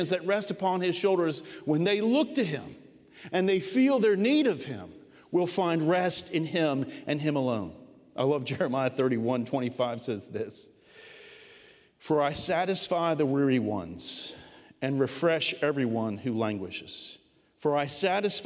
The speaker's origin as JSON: {"language": "English", "country": "United States", "said": "as American Christians"}